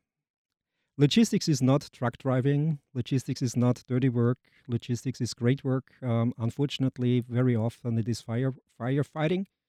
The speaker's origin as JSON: {"language": "English", "region": "Vienna", "country": "Austria", "tie": "born or raised there", "also_born_or_lived": "Germany / Denmark", "moved": "as an adult", "lives_now": "Jacksonville, United States", "said": "I'm from Austria, native Austrian, from Vienna"}